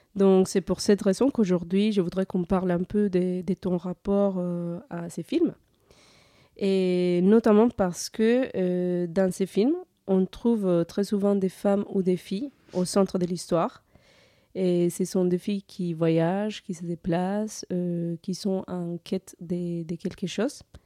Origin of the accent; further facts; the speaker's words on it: Colombia; moved away as an adult; now in France; en 2017, j'ai quitté la Colombie pour venir en France.